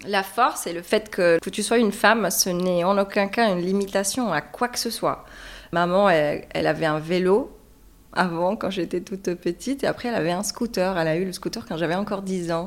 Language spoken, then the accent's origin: French; Hammamet, Nabeul Governorate, Tunisia; moved away as an adult; now in Paris, France; je suis tunisienne. J'ai grandi en Tunisie et ça fait deux ans que je suis sur euh, Paris